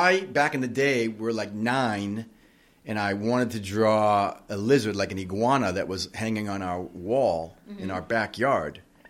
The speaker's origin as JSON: {"language": "English", "country": "Puerto Rico", "tie": "born or raised there", "said": "Okay, so I grew up in Puerto Rico. We had a swimming pool, and it was really there that I began to examine my surroundings."}